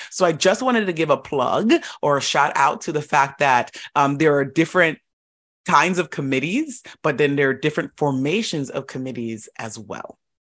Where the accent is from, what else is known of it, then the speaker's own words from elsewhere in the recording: Florida, United States; moved away as an adult; also born or lived in upstate New York / Boston, Massachusetts; I grew up in Florida.